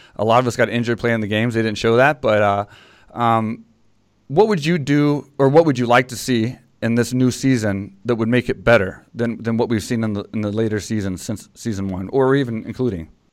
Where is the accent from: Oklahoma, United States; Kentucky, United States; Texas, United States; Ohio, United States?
Texas, United States; in Texas, 'cause it was my hometown